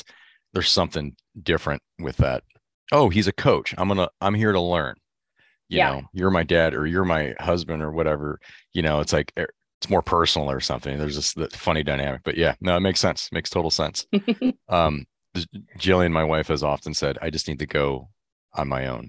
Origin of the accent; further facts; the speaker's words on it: Michigan, United States; I grew up in Michigan